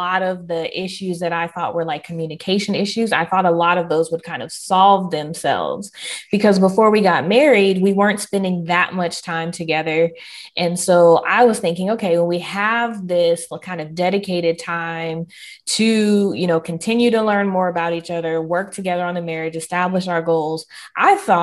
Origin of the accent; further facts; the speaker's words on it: the South, United States; I am Southern through and through